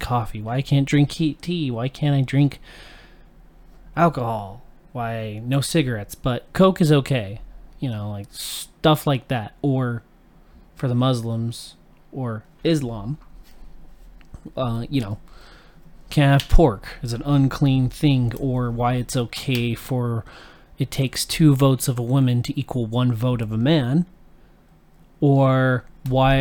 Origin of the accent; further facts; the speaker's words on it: Utah, United States; growing up in Utah, the state is heavily dominated by one religion primarily.